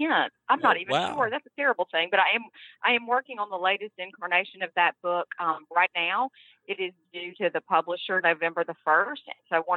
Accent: Memphis, Tennessee, United States; now in Mississippi, United States; I grew up in Memphis, Tennessee

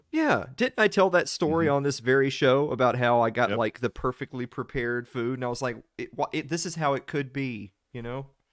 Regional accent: the South, United States; I'm from the South, and we have a place down here called Waffle House

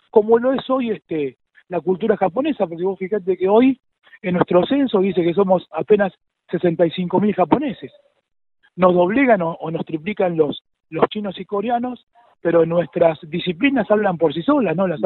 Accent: Argentina; yo soy argentino. Eh, mis viejos y mis abuelos vinieron a Argentina

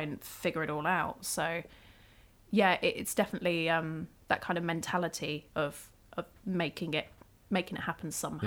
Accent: Isle of Wight, South East England, United Kingdom; moved away; I grew up on the Isle of Wight

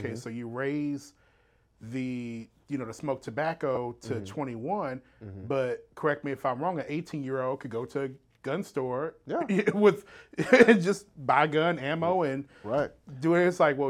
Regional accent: Slidell, Louisiana, United States; now in Houston, United States; doing that right before my family and I moved here to Houston in 96. And, you know, I hate to say it. I'm not from New Orleans, but I'm from the New Orleans area, Slidell, St. Tammany Parish. But, you know, that's still home.

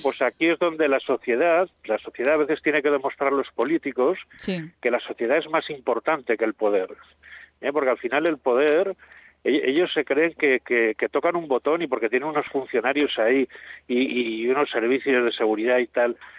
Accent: Benavarre, Aragon, Spain; de Benavarre, de donde yo soy originario, somos de habla catalana, pero somos aragoneses.

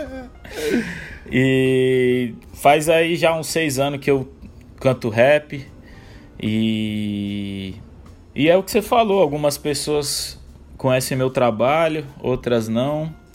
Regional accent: São Paulo, Brazil; sou um rapaz aqui de São Paulo capital, 30 anos de idade

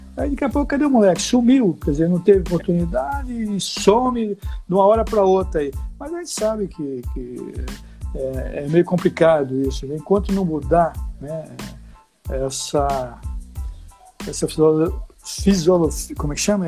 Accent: Recife, Pernambuco, Brazil; moved away; also born or lived in Olinda; eu morava em Recife, no bairro de Santo Amaro. Depois aí, com 10 anos para 11, eu fui para Olinda, Rio Doce, Olinda, lá, é a minha terra também

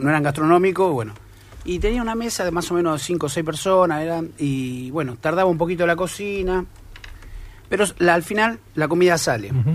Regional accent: Bernal, Buenos Aires Province, Argentina; also born or lived in Avellaneda; yo nací en Avellaneda, después vivimos en Bernal.

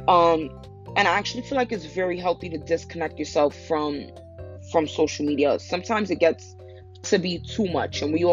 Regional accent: New York, United States; I'm from New York.

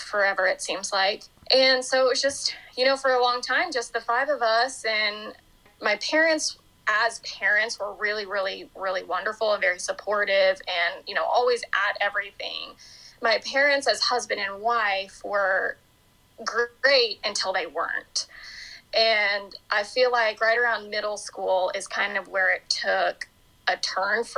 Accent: Norman, Oklahoma, United States; now in Oklahoma City, United States; I grew up in Norman, Oklahoma, and I live in Oklahoma City now

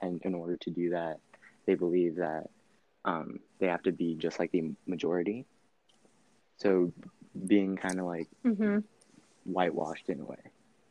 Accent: Philippines; I would just feel embarrassed and embarrassed and just ashamed of just being Filipino, which I shouldn't have.

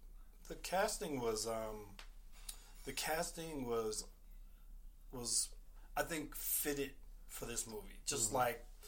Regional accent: Newark, New Jersey, United States; So that scene there is actually in my hometown of Newark, and the theater that's there is actually a theater I went to when I was a kid.

